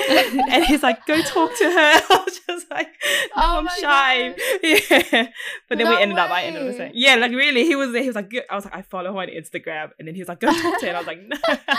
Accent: Sydney, New South Wales, Australia; I'm from Sydney

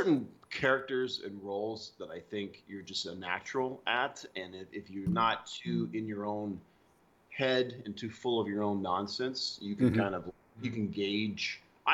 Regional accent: Alabama, United States; also born or lived in Seattle; now in Los Angeles, United States; I was born in Alabama, which is a very southern state, United States

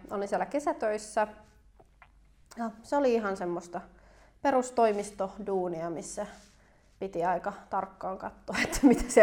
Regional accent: Helsinki, Uusimaa, Finland

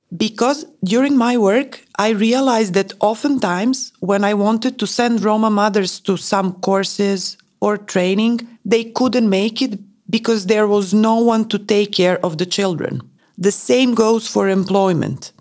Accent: Prague, Czechia; I was born in Prague. My childhood was pretty complicated because my mother left me with her brother, my uncle. So I was raised in another family

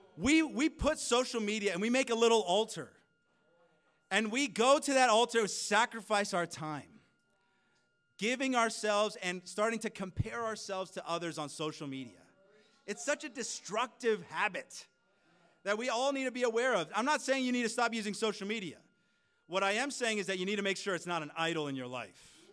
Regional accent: California, United States; now in Canada; I am originally from California

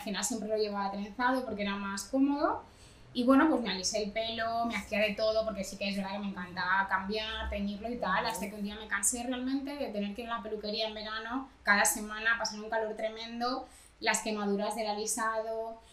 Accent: Dominican Republic; now in Barcelona, Spain; como buena dominicana

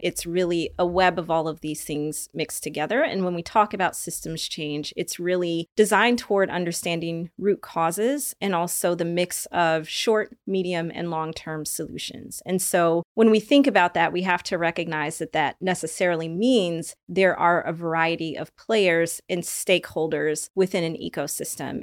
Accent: Oakland, California, United States; I'm originally from Oakland, California

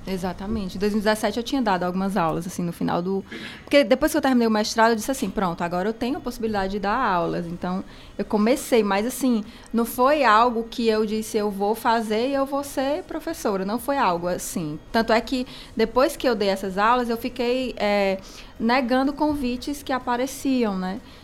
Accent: Cariri, Ceará, Brazil; moved away as an adult; now in Fortaleza, Brazil; Sou daqui do Cariri, uma caririense lá em Fortaleza, dos Chiados

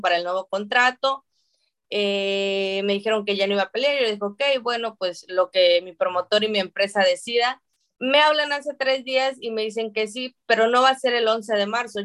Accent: Mexico; los mexicanos siempre hemos sido caracterizados y etiquetados como guerreros

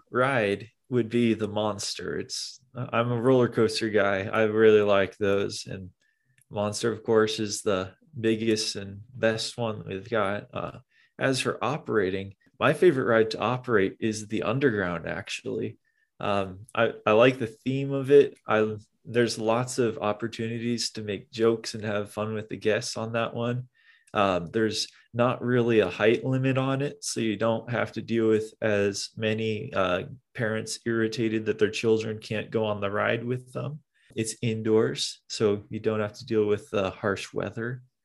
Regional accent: Omaha, Nebraska, United States; I grew up in Omaha

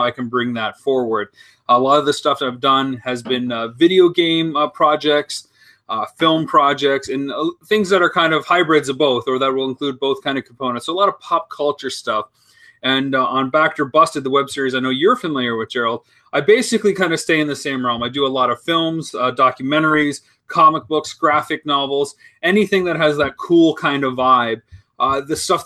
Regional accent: London, Ontario, Canada; moved away as an adult; also born or lived in United States; I'm from London, Ontario. I've lived abroad for the last

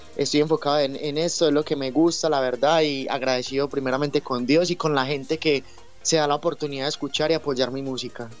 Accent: Medellín, Antioquia, Colombia; yo soy de Medellín, Colombia

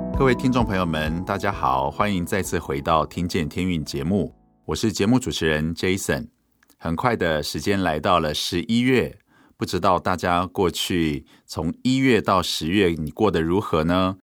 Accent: Hualien, Hualien County, Taiwan; moved away; 花莲呢，是 我的家乡

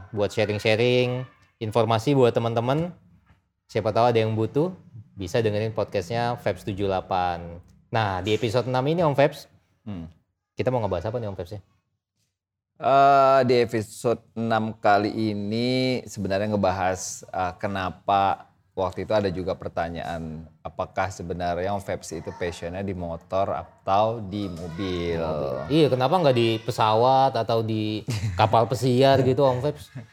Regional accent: Riau, Indonesia; born there; gua kan lahir kan di Riau di kota kecil yang which is Eh, mostly itu kita semua di sana naik motor dibanding naik mobil.

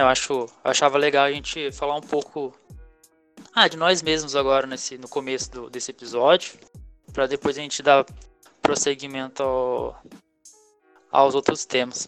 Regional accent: Pindamonhangaba, São Paulo, Brazil; Sou de Pindamangaba, São Paulo.

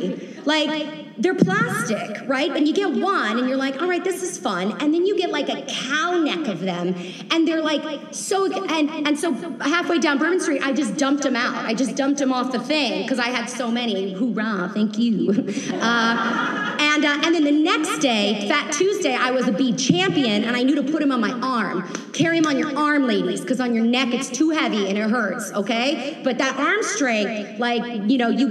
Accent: Atlanta, Georgia, United States; I'm from Atlanta

